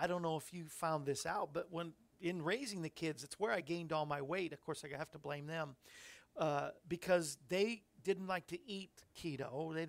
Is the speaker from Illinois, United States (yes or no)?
no; Florida, United States; I grew up in Florida.